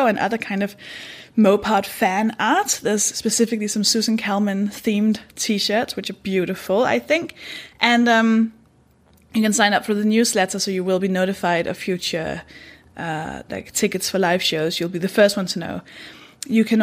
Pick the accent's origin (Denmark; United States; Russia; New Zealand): Denmark; English is a second language; now in United Kingdom; I'm from Denmark. That should explain the accent